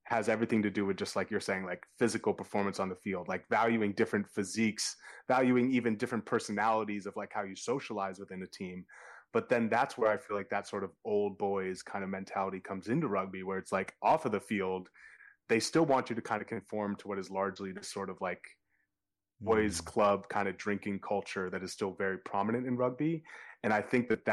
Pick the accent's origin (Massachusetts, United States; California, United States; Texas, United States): Massachusetts, United States; Boston; growing up in Boston